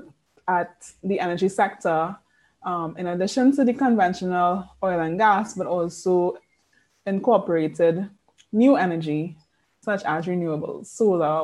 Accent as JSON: {"language": "English", "country": "Trinidad & Tobago", "tie": "born or raised there", "said": "I am born and bred in Trinidad and Tobago. Spent all my life here in this slice of paradise."}